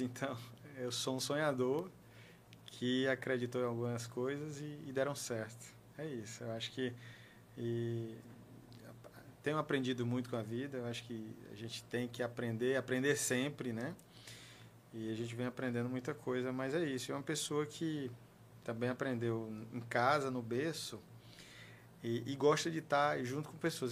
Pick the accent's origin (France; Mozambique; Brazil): Brazil; Teresina, Piauí; Eu comecei estudando é, é na escola Nossa Senhora do Perpétuo Socorro, na região central de Teresina